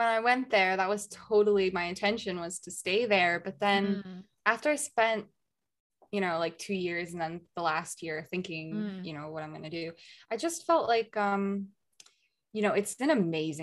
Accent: United States; moved away as an adult; now in Germany; I'm an American

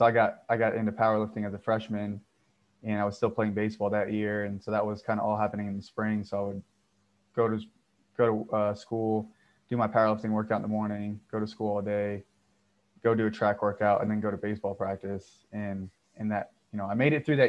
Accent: Texas, United States; also born or lived in Florida; I grew up in Texas playing high school football

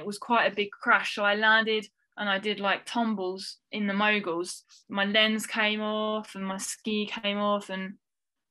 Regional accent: France; We grew up in France

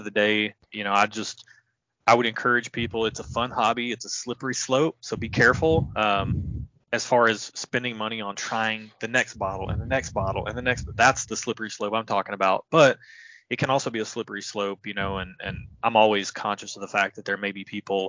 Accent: Tennessee, United States; I'm from Tennessee

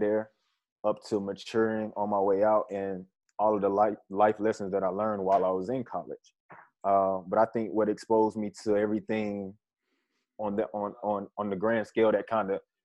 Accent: Atlanta, Georgia, United States; My childhood was great growing up in Atlanta.

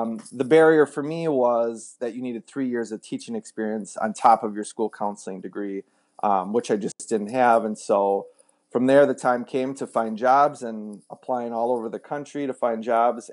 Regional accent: Wisconsin, United States; moved away as an adult; also born or lived in Minneapolis / Texas; we grew up in Wisconsin

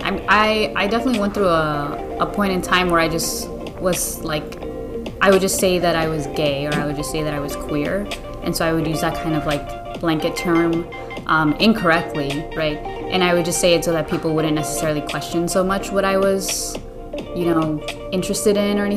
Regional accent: Miami, Florida, United States; first language Spanish; English is a second language; I'm from Miami.

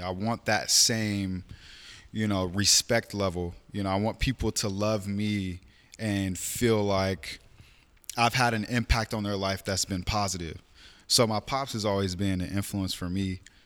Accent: Portland, Oregon, United States; born and raised in Portland, October third, nineteen ninety-two.

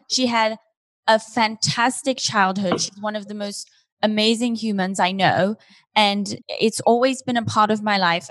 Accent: Switzerland; now in Los Angeles, United States; I'm from Switzerland

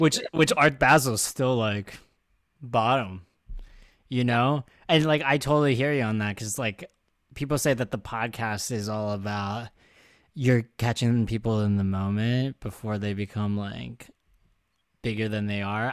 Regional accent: Philadelphia, Pennsylvania, United States; now in New York, United States; I'm still Philly all the way, specifically Delco.

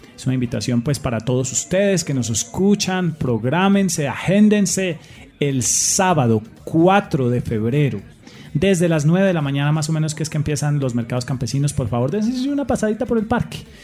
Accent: Aguadas, Caldas, Colombia; Aguadas es el pueblo donde yo nací y me palpita el corazón eh, cada que vengo, cada que estoy acá

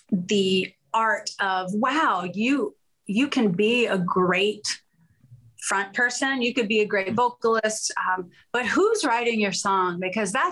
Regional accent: Pittsburgh, Pennsylvania, United States; born there; also born or lived in Houston; I was born in Pittsburgh.

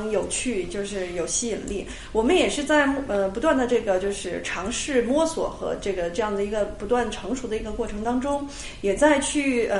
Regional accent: China; 并且很适合我们中国人，呃，或者说我们的生活习惯的一些东西

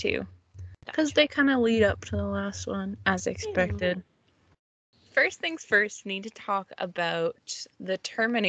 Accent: New England, United States; growing up in New England.

